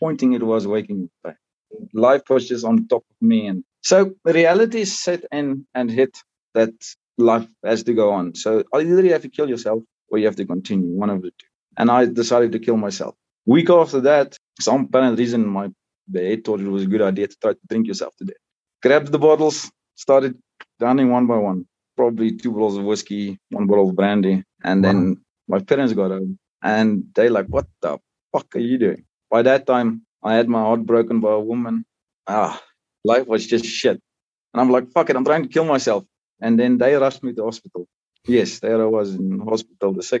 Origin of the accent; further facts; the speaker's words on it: South Africa; I was born and raised in South Africa and, proudly South African